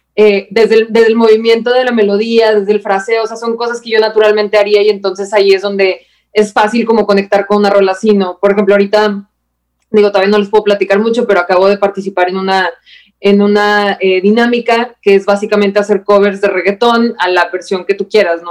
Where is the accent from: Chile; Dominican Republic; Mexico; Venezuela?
Mexico; soy la peor mexicana del universo